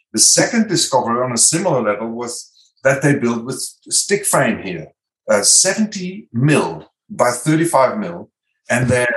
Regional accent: Netherlands; English is a second language; moved away as an adult; now in Australia; I'm original from Holland. So I might have some accent and weird pronunciations or spelling

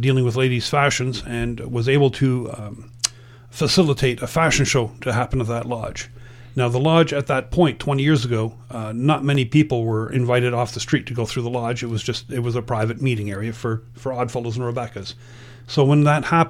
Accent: New Brunswick, Canada; now in Kingston, Canada; being from down east, born and brought up in New Brunswick

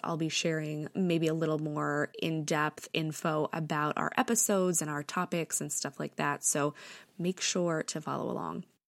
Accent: New York, United States; also born or lived in Connecticut; I was born and raised in New York.

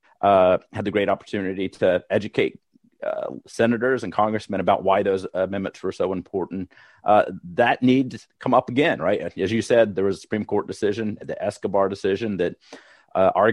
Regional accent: Pennsylvania, United States; In my home state of Pennsylvania, I'm currently sitting 45 minutes from the state capitol

